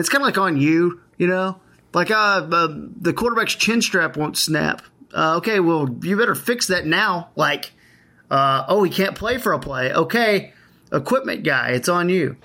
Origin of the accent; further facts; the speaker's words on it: North Texas, United States; my hometown is all New Texas, about forty minutes south of here